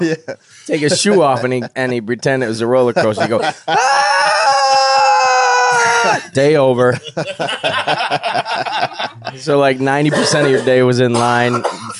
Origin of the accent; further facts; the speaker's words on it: Upstate New York, United States; Upstate New York, capital area.